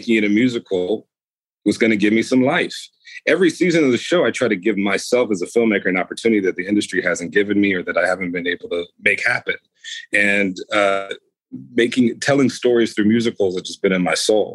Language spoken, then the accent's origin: English; United States; I grew up in America